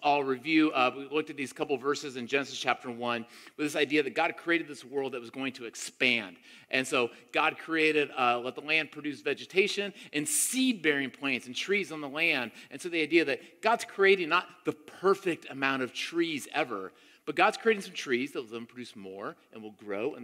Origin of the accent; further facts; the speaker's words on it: Tampa, Florida, United States; I grew up in Tampa, Florida, my middle school and early high school years